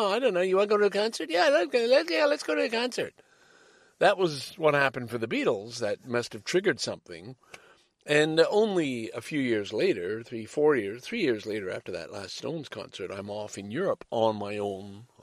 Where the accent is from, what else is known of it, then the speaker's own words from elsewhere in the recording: Toronto, Ontario, Canada; signing off from this little community center right here in my hometown, Scarborough, Ontario